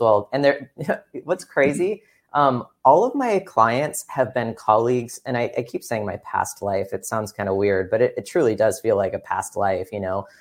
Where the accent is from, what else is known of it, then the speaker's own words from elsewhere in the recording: Upland, California, United States; also born or lived in Fullerton, California / Irvine, California / Orange County, California; I grew up in lots of, well, not lots of places, Upland, California, which is, like, the Inland Empire, technically